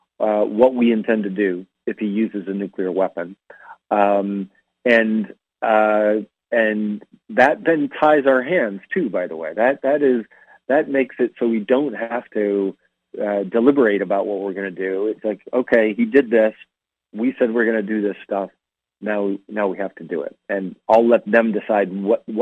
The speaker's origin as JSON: {"language": "English", "town": "Bozeman", "region": "Montana", "country": "United States", "tie": "born or raised there", "said": "I'm from Montana, and I always encourage people to go to, it's called the Country Bookshelf in Bozeman, Montana, my hometown"}